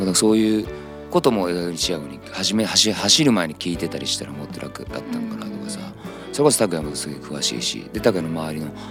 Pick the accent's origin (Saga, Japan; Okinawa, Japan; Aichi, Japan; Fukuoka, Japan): Aichi, Japan; Nagoya; 俺は地元名古屋なんだけど